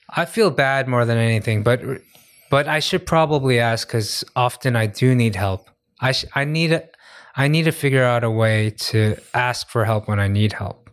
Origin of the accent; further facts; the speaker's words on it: United States; now in Korea; I'm I'm American